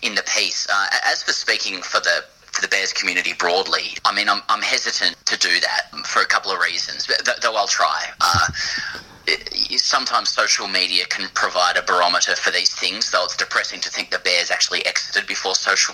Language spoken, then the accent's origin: English; Sydney, New South Wales, Australia; I grew up in Ryde in Sydney.